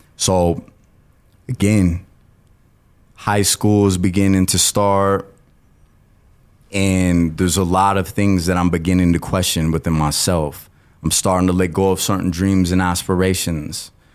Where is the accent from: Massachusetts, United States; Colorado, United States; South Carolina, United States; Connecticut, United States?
Colorado, United States; Colorado Springs; I was born and raised in Colorado Springs